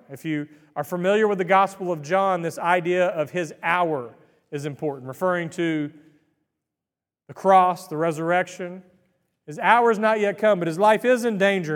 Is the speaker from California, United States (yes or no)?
no; Greenville, Texas, United States; I was born and raised in Greenville, Texas